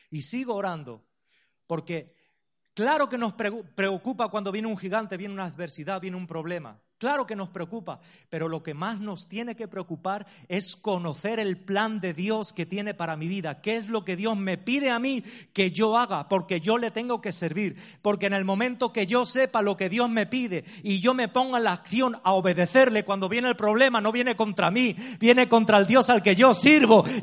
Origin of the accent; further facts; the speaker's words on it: Ciudad Real, Castilla-La Mancha, Spain; Yo soy de Ciudad Real, la tierra de Don Quijote y Sancho Panza.